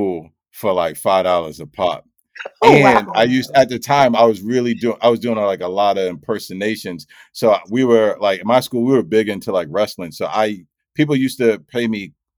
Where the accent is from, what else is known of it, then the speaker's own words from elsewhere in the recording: Mount Vernon, New York, United States; I'm from Mount Vernon, New York